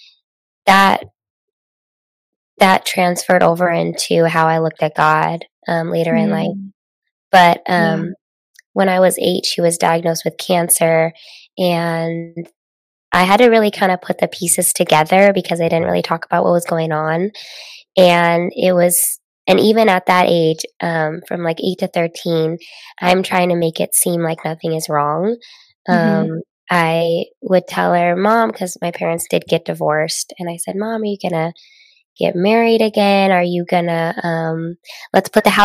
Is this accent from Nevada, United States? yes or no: yes; Las Vegas, Nevada, United States; also born or lived in Southern California; I grew up in Las Vegas, Nevada, Sin City